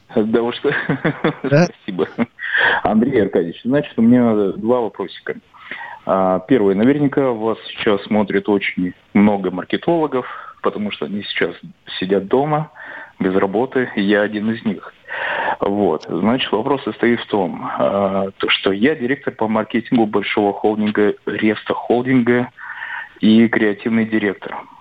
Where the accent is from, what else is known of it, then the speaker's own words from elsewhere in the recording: Petropavl, North Kazakhstan Region, Kazakhstan; now in Saint Petersburg, Russia; я родился в Казахстане, это Петропавловск город